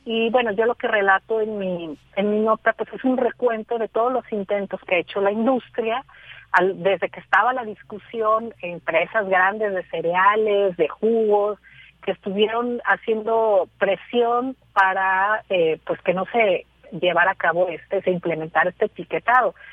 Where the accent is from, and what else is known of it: Mexico